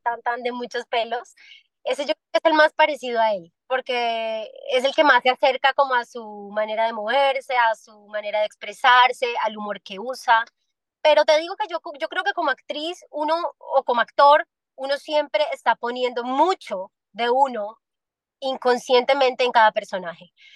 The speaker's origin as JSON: {"language": "Spanish", "town": "Medellín", "region": "Antioquia", "country": "Colombia", "moved": "yes", "lives_now": "Miami, United States", "said": "en Medellín, en mi tierrita"}